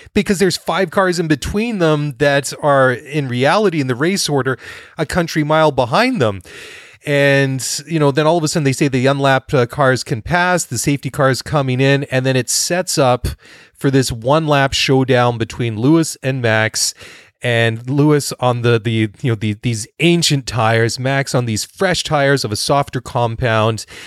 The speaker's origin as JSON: {"language": "English", "town": "Maple Ridge", "region": "British Columbia", "country": "Canada", "tie": "born or raised there", "said": "Maple Ridge, B C, which is my hometown."}